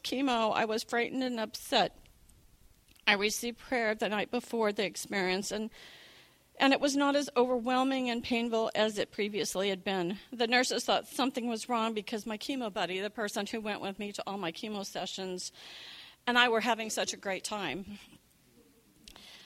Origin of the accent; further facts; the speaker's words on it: Beaverton, Oregon, United States; also born or lived in Southern California / Seattle; now in Beaverton, United States; I have come full circle since I was born and raised in Beaverton via Southern California and then to Seattle